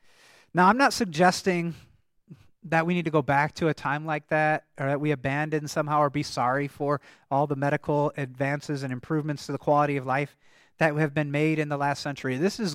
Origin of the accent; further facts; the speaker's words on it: Michigan, United States; And actually, in the congregation I grew up in Michigan, they still used this hymnal. They had a German service until I was in high school.